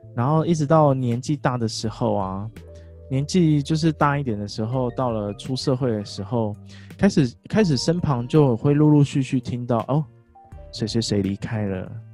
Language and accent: Chinese; Kaohsiung, Taiwan; also born or lived in Pingtung; 我们老家塞屏东，所以在高雄的时候